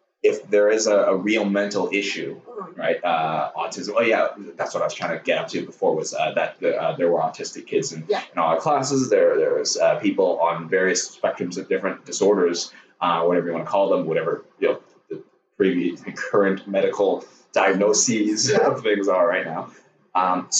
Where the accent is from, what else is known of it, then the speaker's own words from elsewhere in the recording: Burnaby, British Columbia, Canada; also born or lived in Hong Kong; I'm from Hong Kong, came here when I was about 10. I grew up mostly in Burnaby.